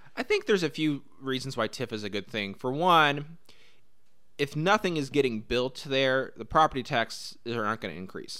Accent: Indianapolis, Indiana, United States; I grew up in Indianapolis and love Indianapolis

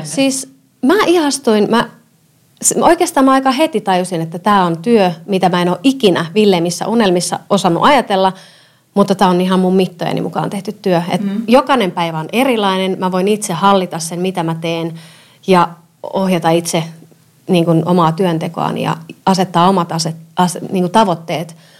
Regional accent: Seinäjoki, South Ostrobothnia, Finland; moved away as an adult; also born or lived in Tampere / Helsinki / Vienna; now in Helsinki region, Finland; Mä oon Pohjanmaalta kotoisin

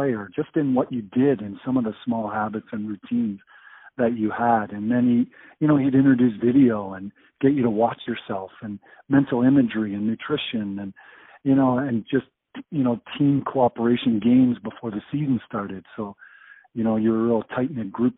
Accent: Brampton, Ontario, Canada; I was from Brampton.

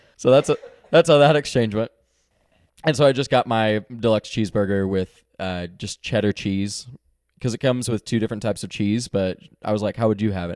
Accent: Texas, United States; now in Northwest Arkansas, United States; I'm from Texas

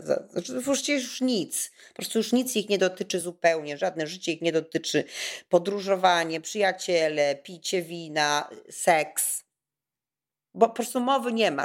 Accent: Kraków, Lesser Poland, Poland; ja jestem z Krakowa

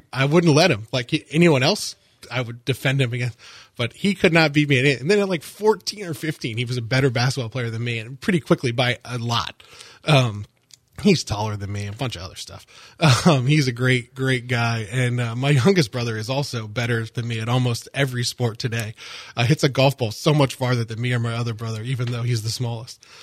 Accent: Longwood, Florida, United States; I grew up in the Longwood area

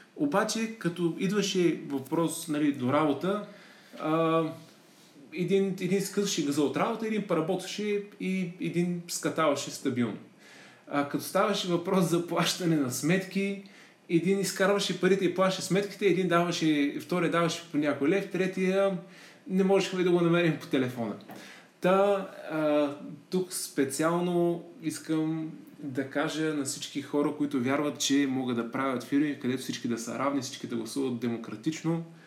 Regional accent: Plovdiv, Plovdiv Province, Bulgaria; moved away as an adult; also born or lived in Germany; завърших английската гимназия в Плодив

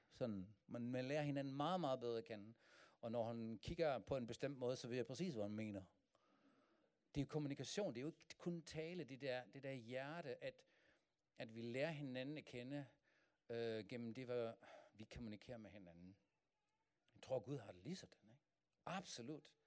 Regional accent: Germany; Danish is a second language; moved away as an adult; now in Denmark; jeg kommer fra Tyskland, men min kone er dansk.

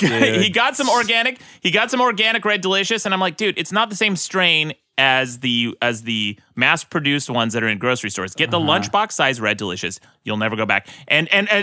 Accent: United States; as an American

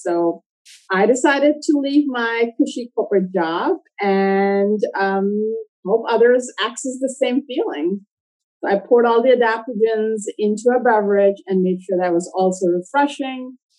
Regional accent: Saudi Arabia; also born or lived in Pakistan / South Africa; I grew up in Saudi Arabia.

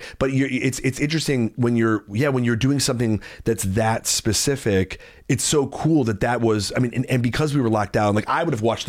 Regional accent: Chicago, Illinois, United States; I'm from Chicago.

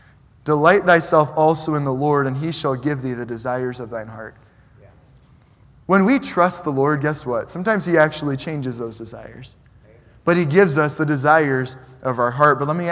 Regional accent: New York City, New York, United States; I grew up in New York City, and my parents aren't from there.

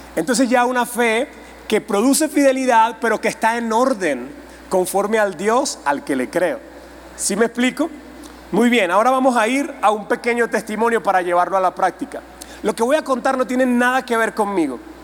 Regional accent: Venezuela; Yo vengo de Venezuela

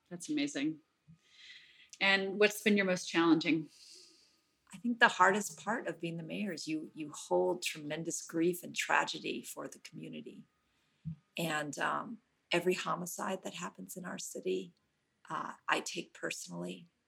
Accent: Oakland, California, United States; And I am very lucky I, because I'm born and raised in Oakland.

